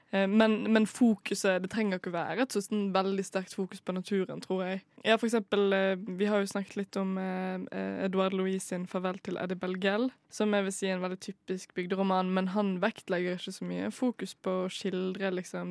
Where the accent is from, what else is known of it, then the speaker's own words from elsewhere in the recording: Bergen, Vestland, Norway; moved away; jeg har vært uh, hjemme i Bergen, der jeg er fra